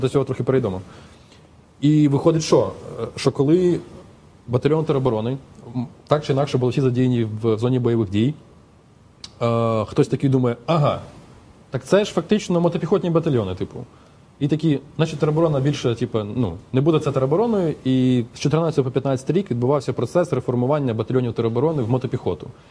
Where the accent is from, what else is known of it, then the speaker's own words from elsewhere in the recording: Chernihiv, Chernihiv Oblast, Ukraine; я з Чернігова